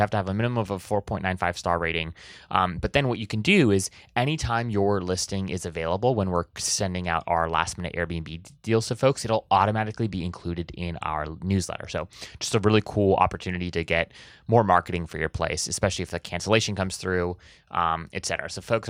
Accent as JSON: {"language": "English", "region": "Hawaii", "country": "United States", "tie": "born or raised there", "said": "I have this weird thing where I grew up in Hawaii, and so people, we just said like guys for everything, right?"}